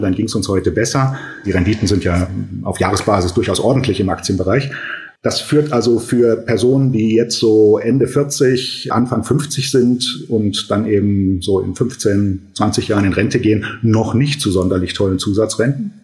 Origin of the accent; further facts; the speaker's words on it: Germany; bei uns in Deutschland